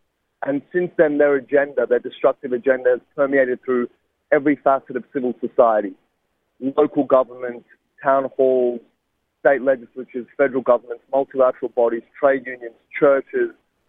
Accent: Sydney, New South Wales, Australia; I took him to deliver a guest lecture at a university in my hometown of Sydney

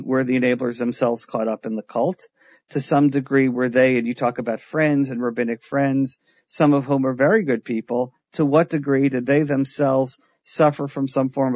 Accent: New York City, New York, United States; I'm a kid from New York. I'm a kid from Queens. I didn't grow up in New Jersey

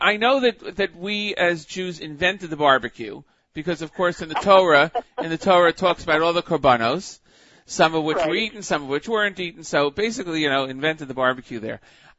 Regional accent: United States; being American

